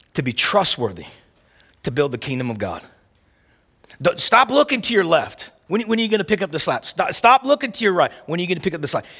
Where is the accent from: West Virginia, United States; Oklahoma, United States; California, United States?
Oklahoma, United States; where I grew up at in the South and in Oklahoma